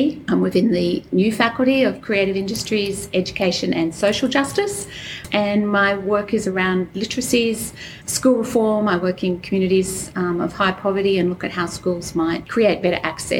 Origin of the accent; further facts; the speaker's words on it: south coast of New South Wales, Australia; moved away as an adult; also born or lived in Sydney; now in Queensland, Australia; I spent a good deal of my childhood growing up with my mum in the south coast of New South Wales, so on the lands of the Dharawaldaga lands, and moved as I finished school, moved to Sydney to go to Macquarie University, and straight after that moved up to Queensland